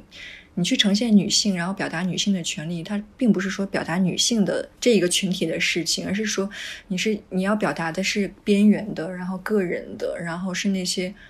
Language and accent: Chinese; Taiwan; 尤其我会觉得说，作为一个台湾人，然后你这辈子居然没看过《悲情城市》，那你的人生真的是太不完整了。